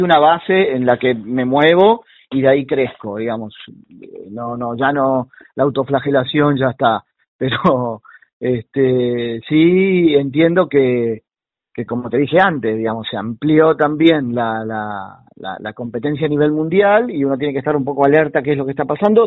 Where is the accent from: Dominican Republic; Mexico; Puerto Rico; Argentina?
Argentina; Buenos Aires; soy porteño, pero luego tengo, este, me mudo con, con mis padres hacia la zona del oeste, entrada antes de la adolescencia